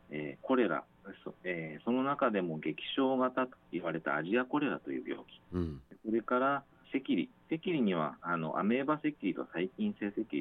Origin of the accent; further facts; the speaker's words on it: Yokohama, Kanagawa, Japan; moved away as an adult; now in Okinawa, Japan; 出身は横浜なんですけれども、